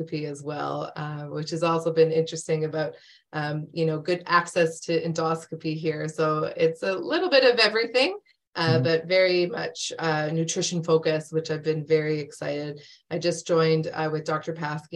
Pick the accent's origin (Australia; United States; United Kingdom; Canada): Canada; Calgary, Alberta; moved away as an adult; also born or lived in Edmonton / Hamilton; So I'm from Canada. I was born and raised in Calgary